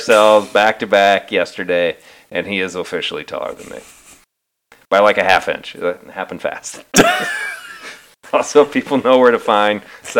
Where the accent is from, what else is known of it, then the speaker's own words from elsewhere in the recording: Northwest Iowa, United States; moved away; I grew up in Northwest Iowa. So when you grow up in Iowa, wrestling is kind of a big deal.